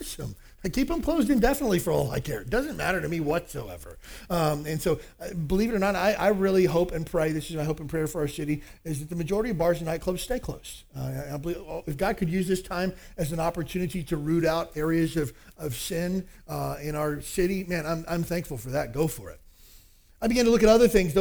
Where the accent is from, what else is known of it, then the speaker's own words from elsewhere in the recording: Kentucky, United States; I grew up in the South, Kentucky